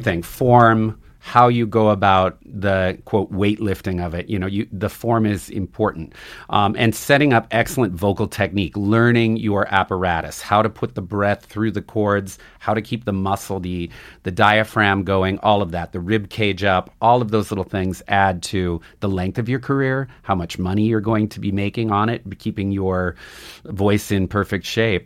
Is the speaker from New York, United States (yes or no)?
no; Butte, Montana, United States; I grew up in Butte, Montana